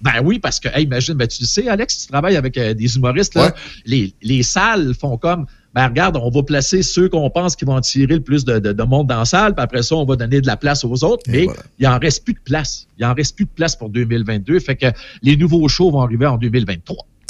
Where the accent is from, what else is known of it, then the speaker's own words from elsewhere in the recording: Portneuf, Quebec, Canada; une pharmacie qui était à quelques maisons de chez nous, à Portneuf